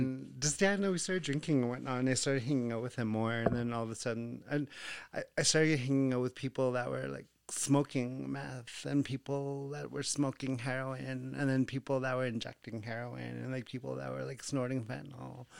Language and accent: English; Behchokǫ̀, Northwest Territories, Canada; growing up in Bechuco